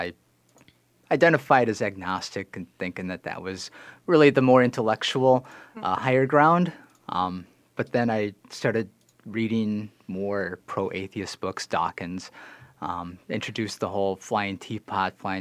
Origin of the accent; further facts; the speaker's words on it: Iowa, United States; now in Minnesota, United States; I am from Iowa, originally, where I was born and raised into an evangelical home